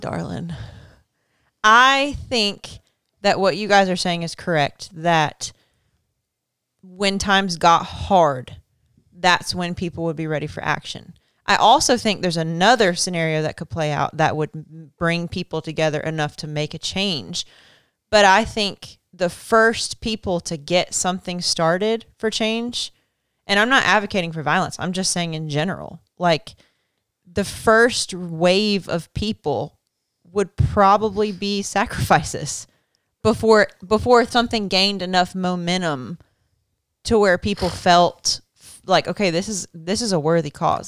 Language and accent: English; United States; I'm proud to be an American, I'm an American